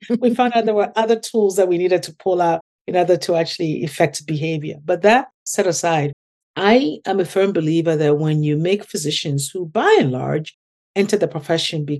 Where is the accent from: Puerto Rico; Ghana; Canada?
Ghana; now in United States; my experience growing up in Ghana